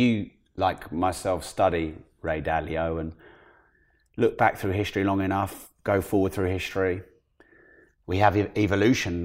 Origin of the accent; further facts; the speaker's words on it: United Kingdom; as a Brit